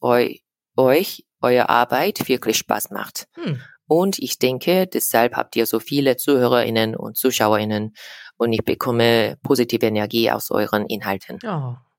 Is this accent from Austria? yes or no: no; South Korea; German is a second language; ich komme aus Südkorea